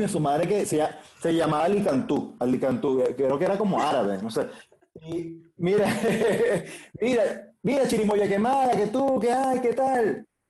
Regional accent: Caracas, Capital District, Venezuela; yo crecí en la Candelaria

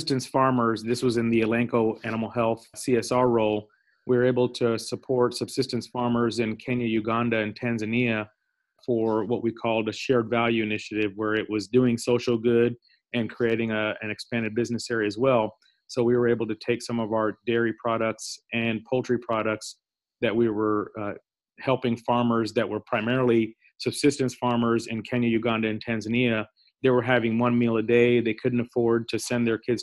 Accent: Indianapolis, Indiana, United States; also born or lived in Pakistan; moved to Indianapolis, Indiana, where I grew up, went to school, and I'm actually in the northern suburbs of Indianapolis now.

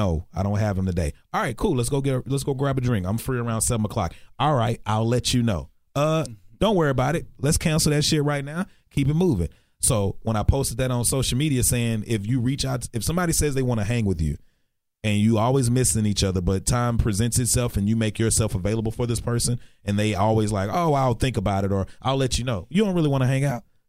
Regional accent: Texarkana, United States; now in Dallas, United States; I was raised in Texarkana in a country town where racism was big

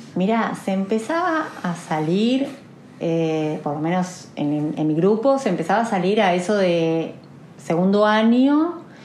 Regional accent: Olavarría, Buenos Aires Province, Argentina; de Olavarría, tengo 46 años

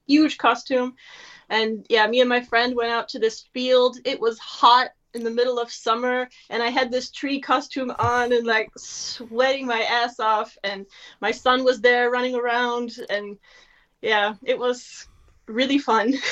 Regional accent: United States; moved away as an adult; now in Germany; I'm an American living in Germany

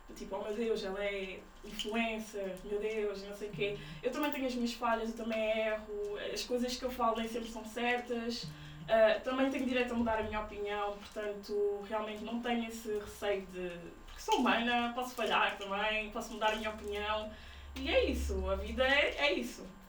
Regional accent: Portugal; os meus pais são guineenses e eles sempre tiveram cuidado de passar essa, essa cultura em casa, mas também nasci, nasci em Portugal

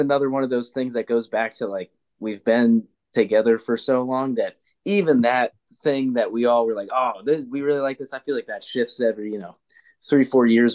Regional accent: Youngstown, Ohio, United States; Youngstown originally, uh, but now we are spread uh, all around Ohio

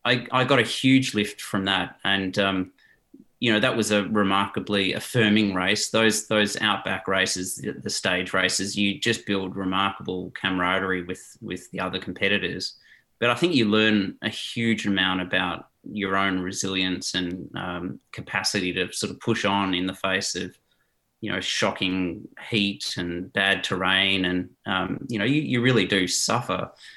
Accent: South Africa; born there; You know, I was born in South Africa to Dutch parents

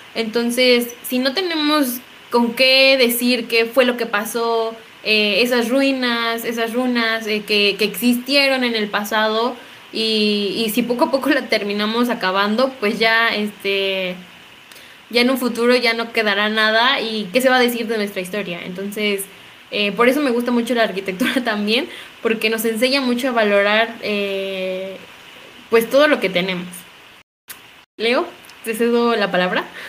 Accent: Mexico; aquí en México

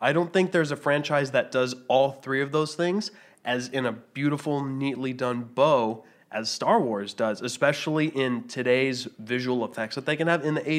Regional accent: Canada; I'm Canadian.

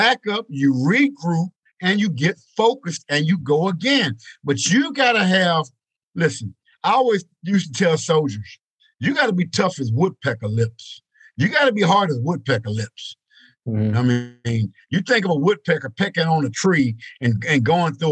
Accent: East Texas, United States; Growing up in East Texas, country boy

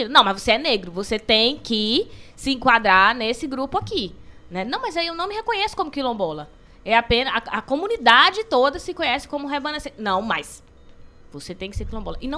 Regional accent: Belém, Pará, Brazil; born there; now in Ceará, Brazil; Eu nem sou cidadã de Belém do Pará, hoje eu sou cidadã cearense. Uhum. Por quê? Porque voto aqui, porque construo minha cidadania aqui, porque reconheço o Juazeiro, conheço a história do Cariri

